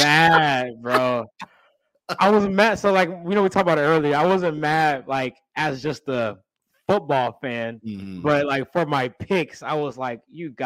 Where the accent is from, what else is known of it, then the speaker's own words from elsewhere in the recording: Kansas City, Missouri, United States; I was born and raised in Kansas City, Missouri, South Kansas City to be exact.